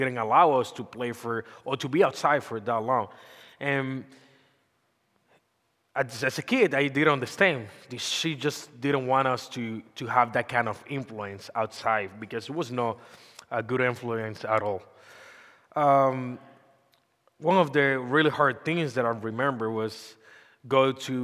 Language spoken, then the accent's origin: English; Dominican Republic; English is a second language; moved away; I'm come from Dominican Republic.